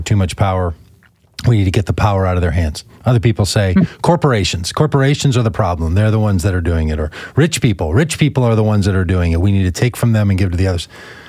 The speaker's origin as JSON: {"language": "English", "country": "United States"}